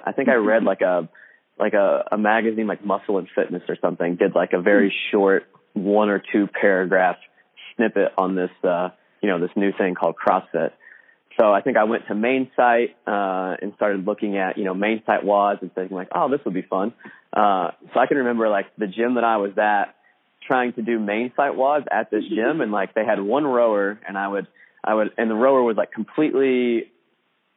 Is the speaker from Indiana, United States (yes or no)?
yes; Indiana, United States; came back to a local extension of Indiana University, which was just about 20 miles away from my hometown